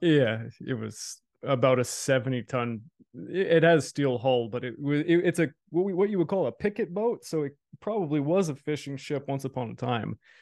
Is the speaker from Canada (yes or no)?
yes; Canada; I'm a Canadian